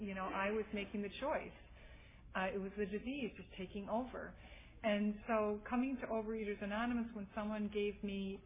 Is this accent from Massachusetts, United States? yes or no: yes; Massachusetts, United States; moved away as an adult; also born or lived in St. Paul, Minnesota; now in San Francisco Bay Area, United States; I'm originally from Massachusetts